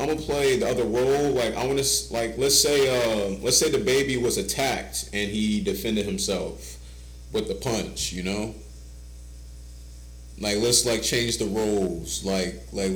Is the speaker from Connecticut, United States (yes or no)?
no; Ohio, United States; me and … is from Ohio